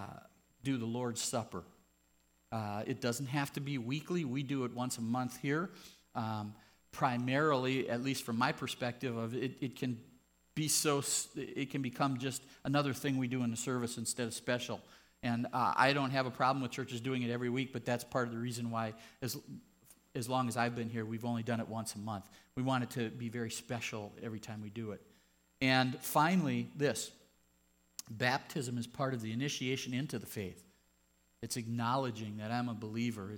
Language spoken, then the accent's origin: English; United States; We grew up here in the United States, and there's altar calls